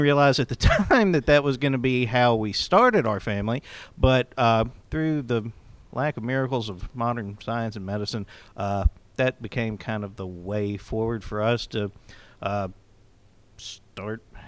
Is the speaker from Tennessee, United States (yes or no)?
yes; Cedar Hill, Tennessee, United States; I'm from Cedar Hill, Tennessee